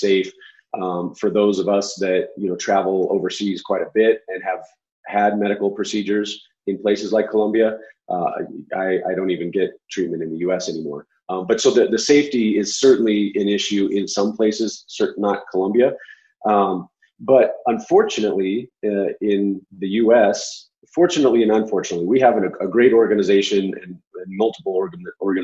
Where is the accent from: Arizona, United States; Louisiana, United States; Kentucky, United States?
Arizona, United States; I'm from Arizona